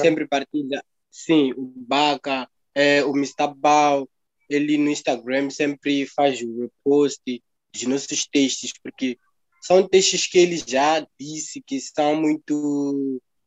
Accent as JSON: {"language": "Portuguese", "country": "Mozambique", "said": "nós somos como moçambicanos"}